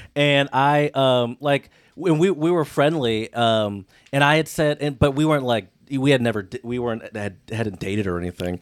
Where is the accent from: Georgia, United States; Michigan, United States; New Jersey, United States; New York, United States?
Michigan, United States; I'm from Michigan